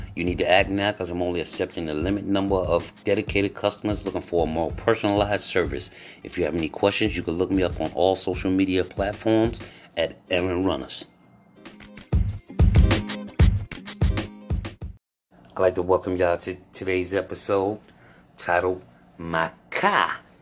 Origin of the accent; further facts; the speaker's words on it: New York, United States; also born or lived in North Carolina; now in Atlanta, United States; I was born in New York. I lived in North Carolina quite a while, and now I'm in Atlanta